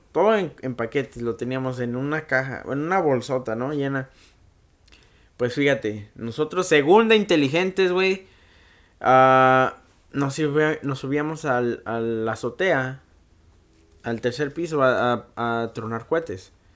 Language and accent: Spanish; Mexico; now in United States; yo crecí mucho en México. Ahora sí que la mitad de mi vida fue en México y la mitad la estoy viviendo acá.